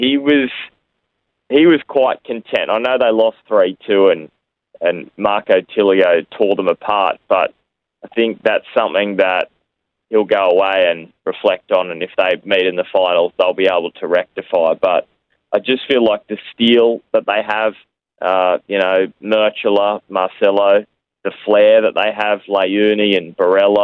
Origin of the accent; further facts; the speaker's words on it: Newcastle, New South Wales, Australia; I'm from Newcastle